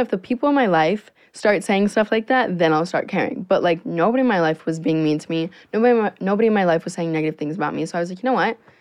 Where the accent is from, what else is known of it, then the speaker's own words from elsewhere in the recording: Naples, Florida, United States; moved away as an adult; now in Los Angeles, United States; I'm literally 17 years old and I live in Naples, Florida